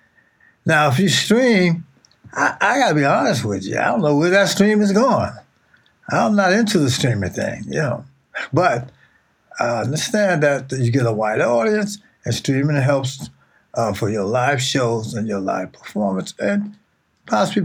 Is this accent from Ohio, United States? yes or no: yes; Youngstown, Ohio, United States; moved away; also born or lived in Jersey City, New Jersey; growing up in Youngstown, Ohio